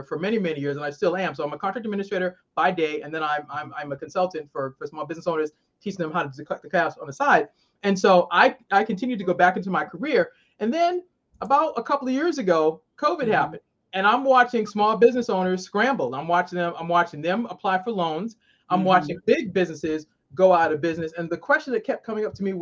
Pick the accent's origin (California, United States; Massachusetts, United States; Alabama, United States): Massachusetts, United States; Boston; now in Maryland, United States